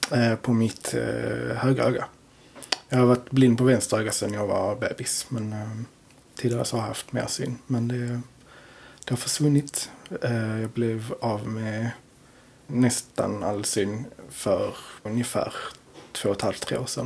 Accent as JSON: {"language": "Swedish", "town": "Torekov", "region": "Skåne", "country": "Sweden", "tie": "born or raised there", "lives_now": "Landskrona, Sweden", "said": "Torekov från början. Eh, sen har jag flyttat runt en del och nu har jag hamnat i Landskrona."}